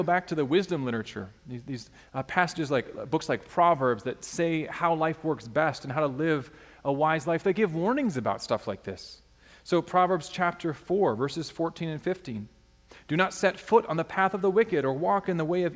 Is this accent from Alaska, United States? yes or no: yes; Alaska, United States; a kid growing up in Alaska wanting to be known for sports